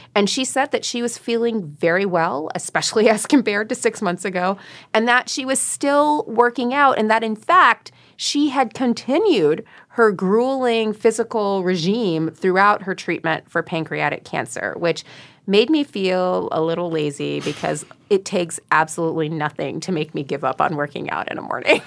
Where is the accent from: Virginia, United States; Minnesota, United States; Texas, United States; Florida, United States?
Florida, United States; I grew up in Florida